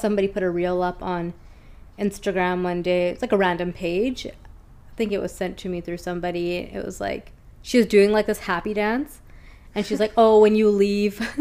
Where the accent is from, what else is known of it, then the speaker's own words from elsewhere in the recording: Lower Mainland, British Columbia, Canada; living in Vancouver, born and raised in the Lower Mainland